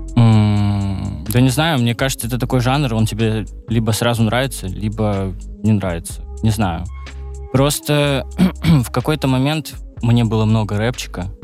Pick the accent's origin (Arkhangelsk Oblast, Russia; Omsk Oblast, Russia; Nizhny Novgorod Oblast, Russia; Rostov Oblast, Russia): Arkhangelsk Oblast, Russia; Arkhangelsk; now in Saint Petersburg, Russia; когда я переезжал из Архангельска, из родного города, из своего